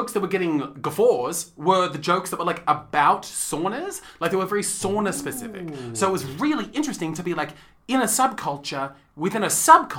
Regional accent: New York City, New York, United States; when I was growing up in New York City

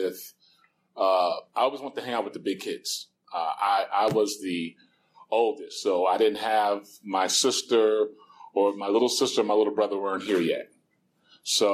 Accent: New York City, New York, United States; moved away; I'm originally from New York City

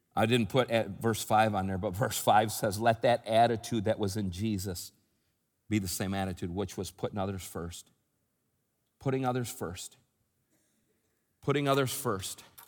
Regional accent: United States; moved away; I live outside the country, but, I, but, but I'm from the United States. I'm a U.S. citizen, American citizen

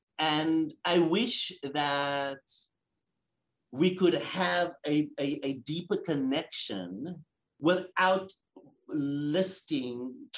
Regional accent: South Africa; as a South African man, as a gay man, as a person of color, as a Jewish man, those things are important.

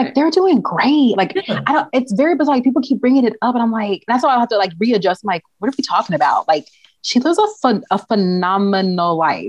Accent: Memphis, Tennessee, United States; But of course, I grew up in Memphis.

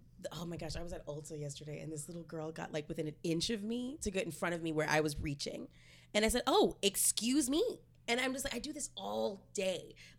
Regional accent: Arlington, Texas, United States; moved away as an adult; also born or lived in Austin, Texas; now in Los Angeles, United States; parents are from Louisiana. My mom's from Lafayette. My dad's from Thibodaux. So I'm a first gen Texan, and I was born and raised in the Arlington, Fort Worth area, like kind of near Dallas.

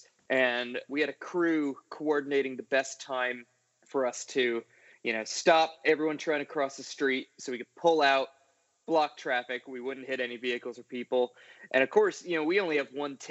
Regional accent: Rhode Island, United States; now in Nashville, United States; I'm from Rhode Island originally, which for you Brits or for other people not from New England is not actually an island

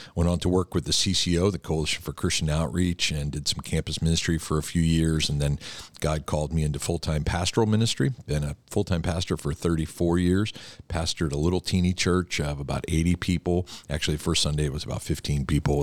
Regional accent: outside of Philadelphia, Pennsylvania, United States; born or raised there

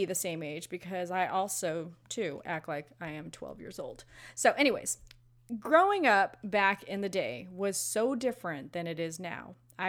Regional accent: Los Angeles, California, United States; I grew up in Los Angeles, and you know that movie Friday with Ice Cube and Chris Tucker? That was like 100% truth on how my neighborhood was where I was growing up

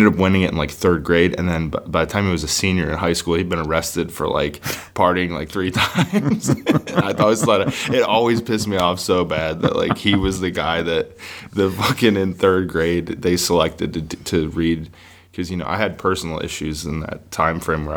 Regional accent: Buffalo, New York, United States; moved away as an adult; now in Nashville, United States; I grew up in Buffalo

